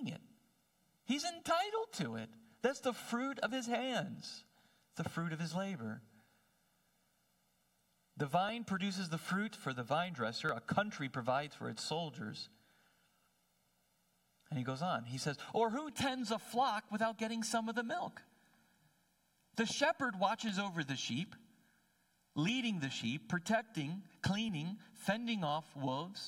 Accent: New Jersey, United States; I'm a city boy. So I did not grow up with oxen treading out grain

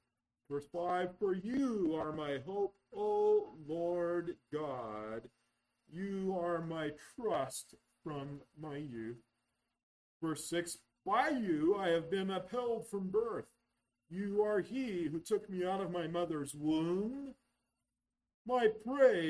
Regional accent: Yreka, California, United States; I was born over in Yreka, California

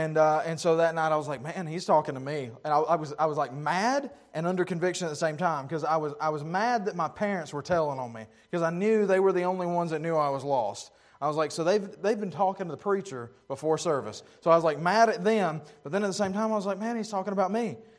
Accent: Pickens, South Carolina, United States; my hometown of Pickens, South Carolina

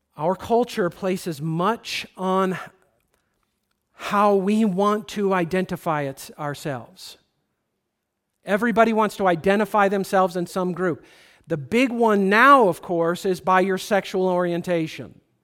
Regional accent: United States

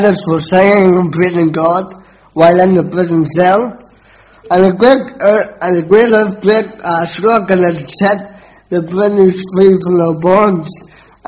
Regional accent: Belfast, Northern Ireland, United Kingdom; I was brought up in East Belfast

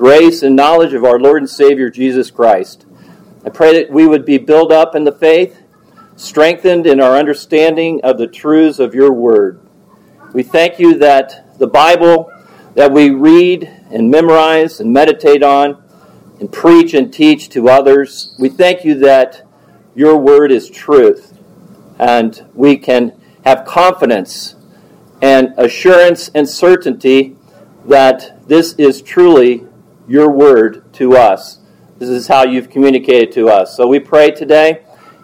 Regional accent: Cedarville, Ohio, United States; moved away; I'm from Ohio originally. Grew up in Cedarville, Ohio

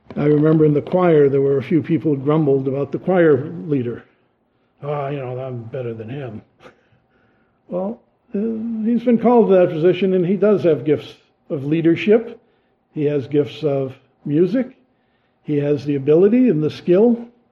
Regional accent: Massachusetts, United States; they pick up on my accent and know I'm a Yankee from Massachusetts

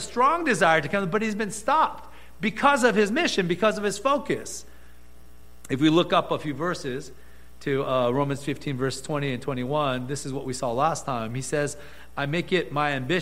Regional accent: Gardena, California, United States; we grew up with in Gardena

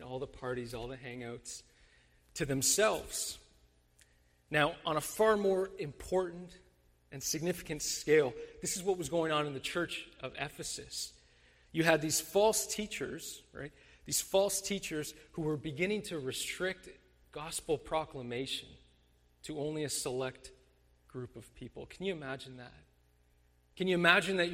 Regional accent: Mississauga, Ontario, Canada; I grew up in Mississauga

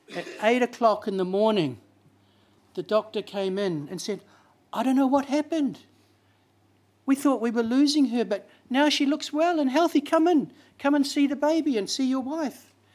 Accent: Auckland, New Zealand; I'm from South Auckland, you know, South Sidebro

